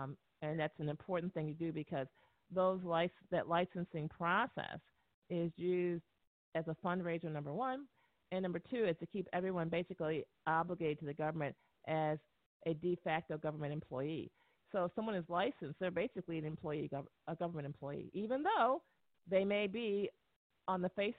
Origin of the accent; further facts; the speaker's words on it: United States; born there; I was born and educated in the United States as a physician.